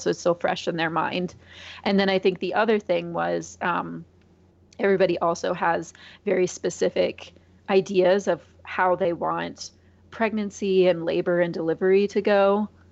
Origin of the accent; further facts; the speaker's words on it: Iowa, United States; moved away as an adult; now in Springfield, United States; I grew up in Iowa, basically straight north of where I am right now